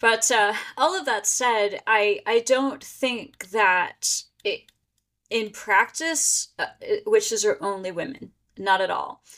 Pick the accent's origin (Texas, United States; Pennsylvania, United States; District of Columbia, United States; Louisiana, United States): Pennsylvania, United States; now in Maryland, United States; I live in Maryland, and I grew up in Pennsylvania